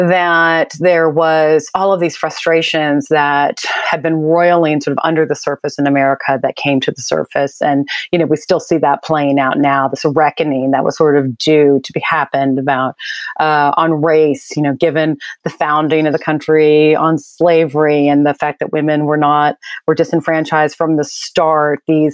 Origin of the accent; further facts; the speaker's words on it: Mississippi, United States; born there; I was born in Mississippi, actually